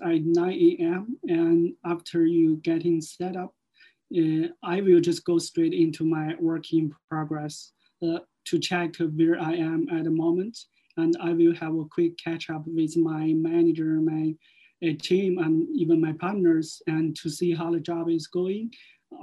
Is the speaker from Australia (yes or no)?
no; China; moved away as an adult; now in Cork, Ireland; I'm from China. I have been in Ireland for more than 4 years